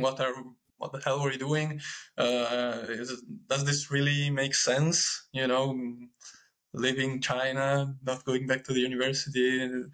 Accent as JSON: {"language": "English", "country": "Italy", "said": "I am from Italy"}